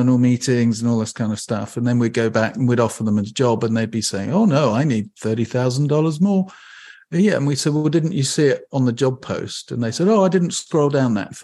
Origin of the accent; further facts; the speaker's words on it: England, United Kingdom; now in Bainbridge Island, United States; I'm from England